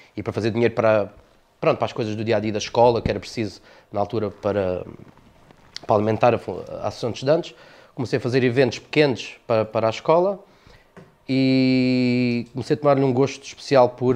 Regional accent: Almancil, Algarve, Portugal; also born or lived in Montijo; eu sou de, do, do Montijo, mas vivo cá desde, desde pequenino, portanto sou, sou algarvio

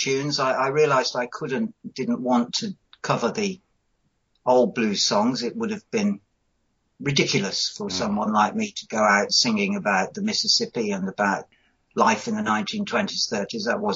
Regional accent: Coventry, West Midlands, United Kingdom; I grew up in Coventry, and I had bands at school

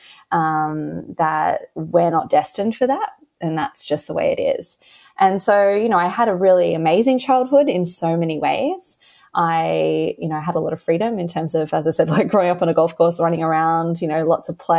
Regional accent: Australia; accent: Australian; So I live in Australia, if you can tell by my accent. And I grew up in a very, you know, kind of average Australian household

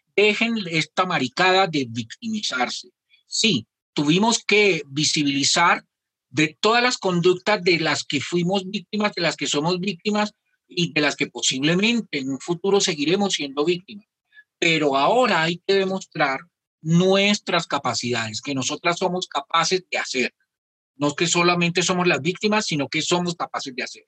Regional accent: Colombia; somos las colombianas y los colombianos

